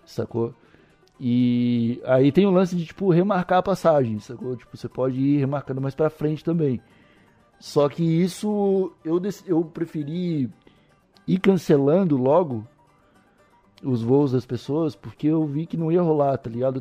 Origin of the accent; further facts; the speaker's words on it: Palhoça, Santa Catarina, Brazil; also born or lived in Santo Amaro da Imperatriz / São Paulo; nasci em Santo Amaro, mas sou palhocense desde o primeiro ano de vida. Morei no, cresci no Alto Aririú